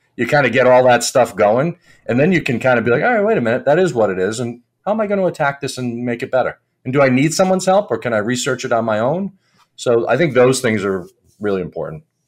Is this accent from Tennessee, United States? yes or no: no; Providence, Rhode Island, United States; also born or lived in Boston; I grew up in Providence, right outside of Providence, Rhode Island